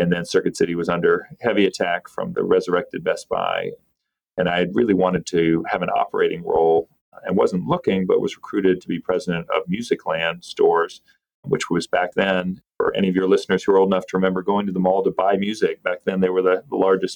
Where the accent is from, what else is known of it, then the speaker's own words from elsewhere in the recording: North Carolina, United States; I grew up in North Carolina